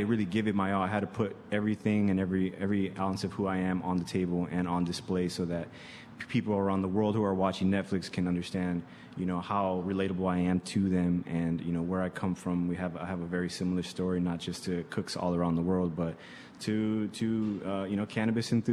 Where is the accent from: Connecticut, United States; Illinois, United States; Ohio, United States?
Illinois, United States; Chicago; I grew up on the South and the West Side